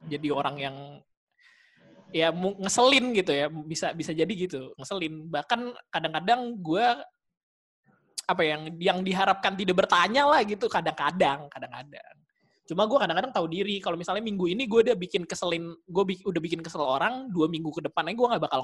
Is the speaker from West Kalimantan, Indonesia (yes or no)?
no; Jakarta, Indonesia; Iya saya anak Jakarta nih.